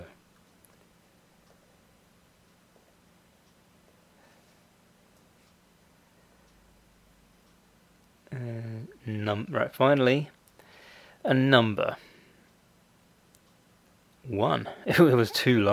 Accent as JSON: {"language": "English", "country": "United Kingdom", "said": "I'm British, so I say secretary"}